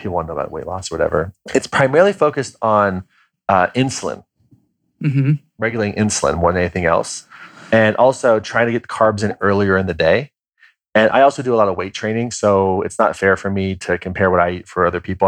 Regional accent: Kansas, United States; I'm from Kansas

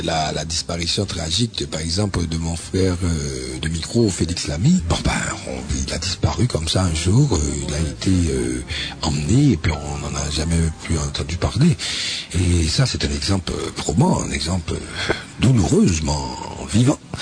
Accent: Haiti; la vraie musique euh, d'Haïti, hein, la vraie musique de nos racines

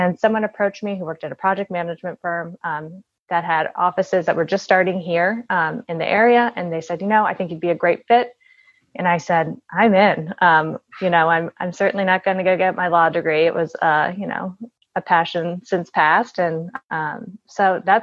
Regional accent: Washington, District of Columbia, United States; moved away as an adult; also born or lived in Virginia; born and raised in the Washington, D.C. area

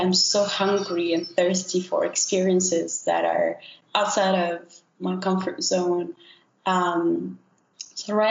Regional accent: Morocco; I was born and raised in Morocco, which is where I'm calling from now.

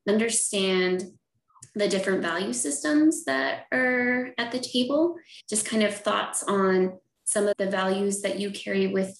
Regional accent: Ramah Navajo, New Mexico, United States; moved away; I come from Rayma Navajo

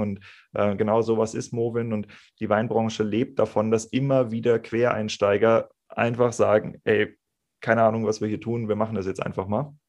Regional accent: Kiel, Schleswig-Holstein, Germany; also born or lived in Rheingau; now in Bergen, Germany; Ich komme gebürtig aus Kiel, habe dann im Rheingau gelernt und mich hat es jetzt an die österreichische Grenze verschlagen

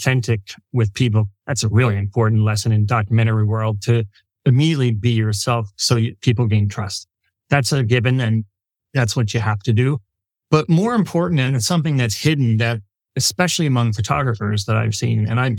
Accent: Philadelphia, Pennsylvania, United States; I'm from Philly

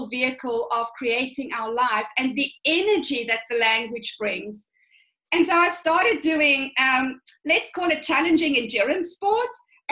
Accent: South Africa; I come from a really conservative upbringing. So I'm from the Afrikaans culture

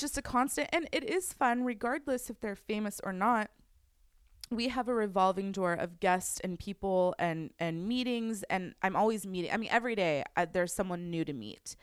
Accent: Westlake Village, California, United States; I grew up in Westlake my whole life

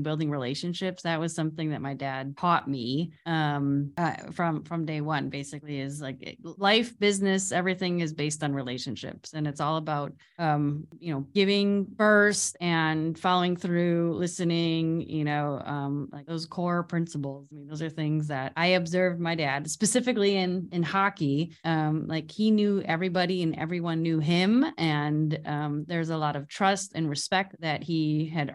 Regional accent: Chicago, Illinois, United States; we grew up in Chicago area

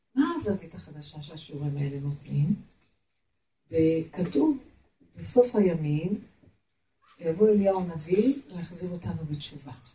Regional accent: Jerusalem, Jerusalem District, Israel; אני ירושלמית

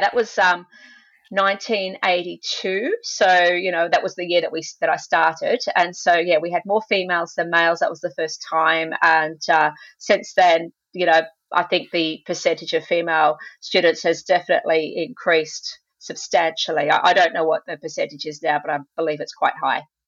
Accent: Sydney, New South Wales, Australia; also born or lived in England; I grew up in Sydney, Australia

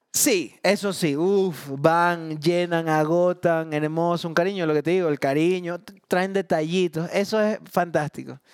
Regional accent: Guayaquil, Guayas, Ecuador; also born or lived in Long Island, New York; yo llegué de Long Island a Guayaquil

